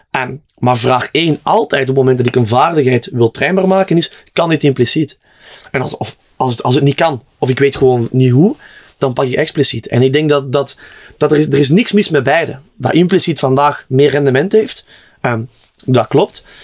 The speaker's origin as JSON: {"language": "Dutch", "country": "Netherlands", "said": "ik, als Nederlander, ja."}